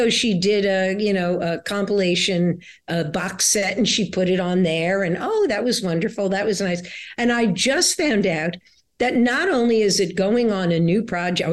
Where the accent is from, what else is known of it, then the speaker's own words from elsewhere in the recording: New York City, New York, United States; I grew up in New York City